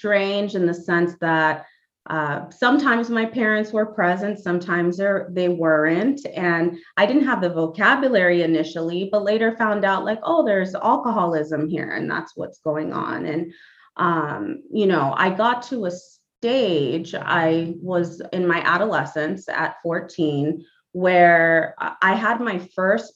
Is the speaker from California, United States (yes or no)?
yes; Los Angeles, California, United States; also born or lived in Panama; I'm originally from Panama. I've been here in the greater Los Angeles area since the age of 4